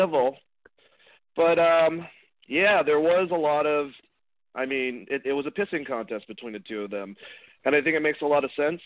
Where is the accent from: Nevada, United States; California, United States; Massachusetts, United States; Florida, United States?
Massachusetts, United States; Boston; I'm from Boston